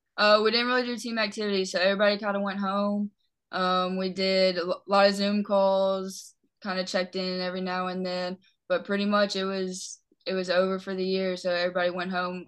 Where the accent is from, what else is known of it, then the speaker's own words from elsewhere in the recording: Lakeland, Tennessee, United States; I'm from Lakeland, Tennessee